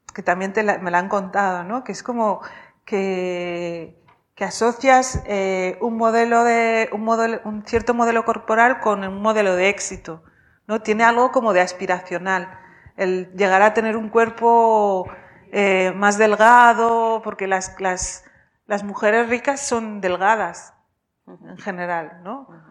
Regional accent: Vic, Catalonia, Spain; also born or lived in Rif, Morocco; nací en el RIF

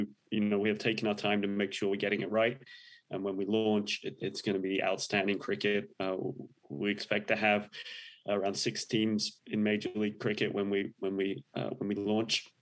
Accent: England, United Kingdom; moved away as an adult; now in Indianapolis, United States; I was a big cricket fan when I was growing up in England.

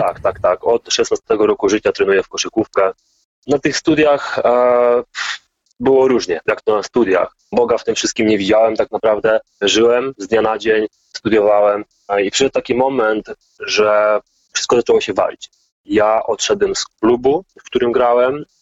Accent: Poland; also born or lived in Gdańsk / Germany; Ja pochodzę z katolickiej rodziny, i jak to typowa polska katolicka rodzina

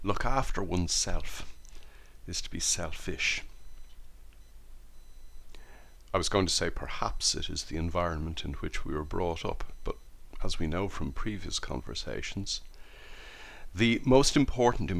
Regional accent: Ireland; born or raised there

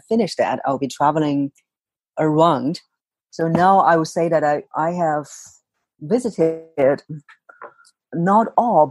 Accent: China; moved away as an adult; now in Singapore; I was born in China, and I was growing up there, and then moved to Singapore about 14 years ago

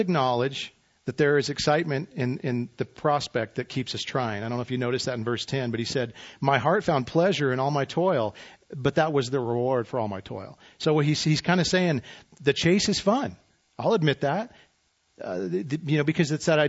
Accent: Idaho, United States; moved away; I'm from Idaho. It ain't that great

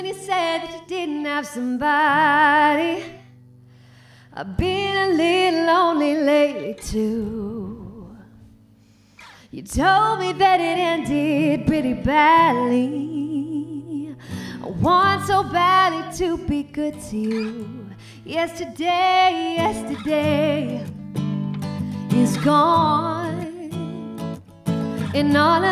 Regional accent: Toronto, Ontario, Canada; moved away as an adult; also born or lived in Devon, England; now in England; I'm from Toronto originally.

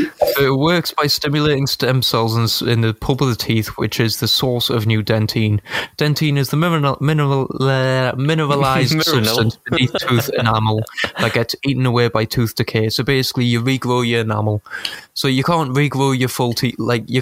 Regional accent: United Kingdom; Because what we do best, we're British, we take over places and colonise them.

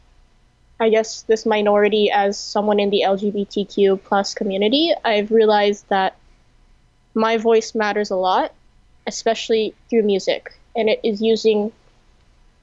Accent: Los Angeles, California, United States; accent: Californian; first language English; moved away as an adult; also born or lived in Indonesia; I was born and raised in outside of Los Angeles in the San Fernando Valley

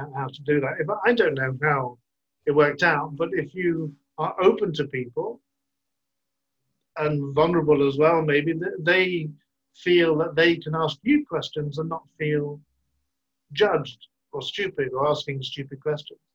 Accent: Burgess Hill, South East England, United Kingdom; now in Brussels, Belgium; I grew up in near the coast in a little town called Burgess Hill near Brighton

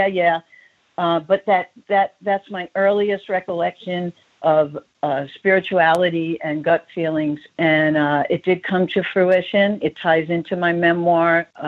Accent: New York City, New York, United States; now in Palm Springs, United States; growing up in Brooklyn, especially in Bensonhurst

